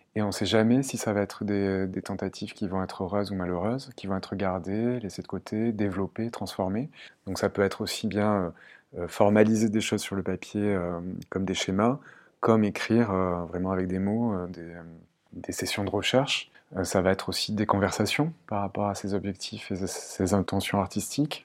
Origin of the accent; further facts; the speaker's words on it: Marseille, Provence-Alpes-Côte d'Azur, France; now in Caen, France; je viens du sud de la France. Euh, j'ai grandi entre euh, Marseille et Aix-en-Provence